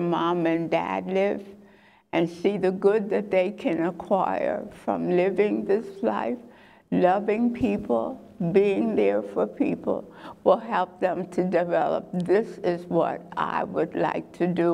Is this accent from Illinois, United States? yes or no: no; Sussex County, Delaware, United States; When I grew up in Lower Stowe, Delaware, Sussex County